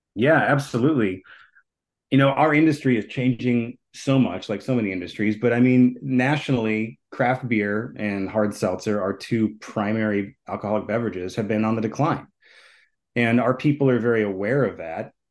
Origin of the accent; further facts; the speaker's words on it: Minneapolis, Minnesota, United States; I grew up here in Minneapolis